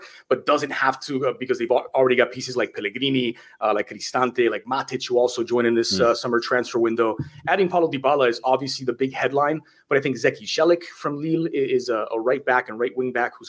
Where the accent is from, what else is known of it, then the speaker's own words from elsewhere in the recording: Miami, Florida, United States; I've been covering Inter Miami. It's my hometown team